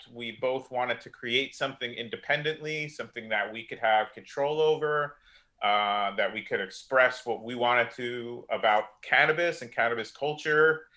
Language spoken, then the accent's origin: English; New Jersey, United States; moved away as an adult; now in California, United States; I grew up in New Jersey